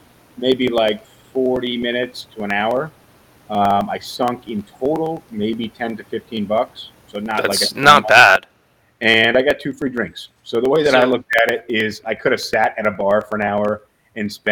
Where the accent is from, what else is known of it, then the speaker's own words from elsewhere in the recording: New York City, New York, United States; I come from New York City where everybody walks around